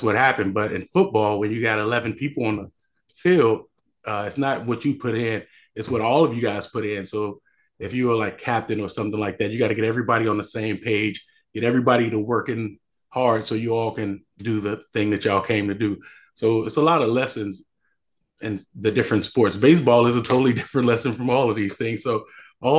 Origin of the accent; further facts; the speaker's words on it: Chicago, Illinois, United States; moved away; I'm from Chicago, the south side of Chicago. I went to high school there